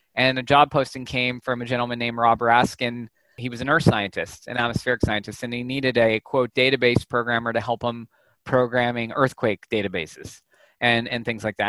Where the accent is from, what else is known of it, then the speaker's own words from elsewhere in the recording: Santa Clarita, California, United States; also born or lived in Los Angeles; I was born in Los Angeles. I'm, a, I'm an LA guy, but I grew up in a town called Santa Clarita